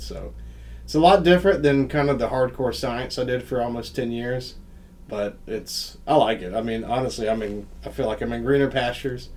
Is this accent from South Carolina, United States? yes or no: yes; South Carolina, United States; moved away as an adult; also born or lived in Colorado / Raleigh, North Carolina; now in Northeast Ohio, United States; you can tell by my accent that I'm not from Northeast Ohio. So I'm originally from South Carolina